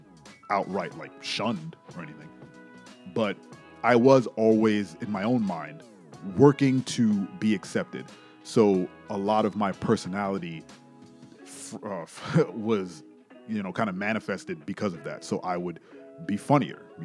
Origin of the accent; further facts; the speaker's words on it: New York City, New York, United States; me growing up in New York City